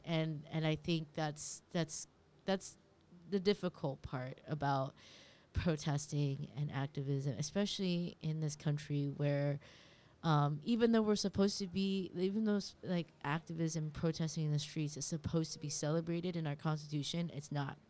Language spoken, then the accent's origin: English; California, United States; now in New York, United States; My mom's a refugee, and I grew up in California